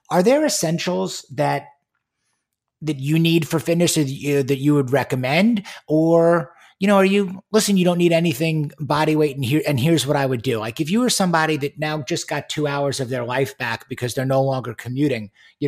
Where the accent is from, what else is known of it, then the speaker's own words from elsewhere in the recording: New York, United States; also born or lived in Michigan; now in Houston, United States; having been born and raised in New York, going to school in Michigan, and now being in Houston, Texas